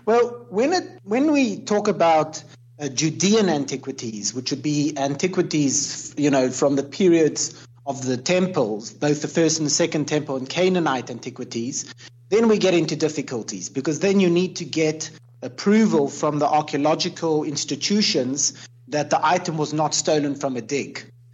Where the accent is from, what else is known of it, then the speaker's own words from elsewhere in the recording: Cape Town, Western Cape, South Africa; now in Jerusalem; I grew up in South Africa, so it was very colonial in Cape Town.